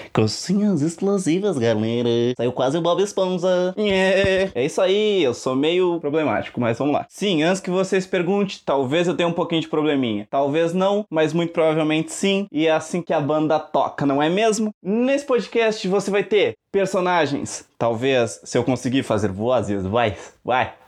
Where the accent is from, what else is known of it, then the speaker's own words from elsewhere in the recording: Canguçu, Rio Grande do Sul, Brazil; eu sou do Rio Grande do Sul, mais especificamente do Cu, também conhecido como Canguçu, é pertinho de Pelotas